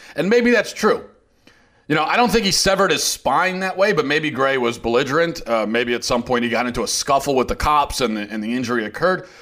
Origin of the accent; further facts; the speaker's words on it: Baltimore, Maryland, United States; I'm from the Baltimore area